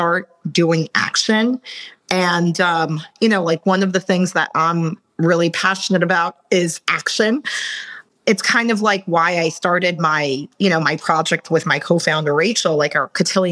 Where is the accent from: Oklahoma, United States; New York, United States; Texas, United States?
New York, United States; New York City; English is a second language; moved away as an adult; also born or lived in Russia; I came from New York